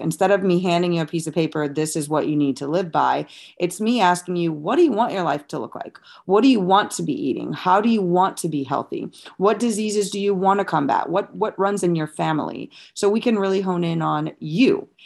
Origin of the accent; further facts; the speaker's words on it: St. Louis, Missouri, United States; moved away as an adult; also born or lived in Rhode Island; now in Jacksonville, United States; I'm from Saint Louis, Missouri, where I grew up. I was basically born and raised there until I was twenty-four when I joined the Navy.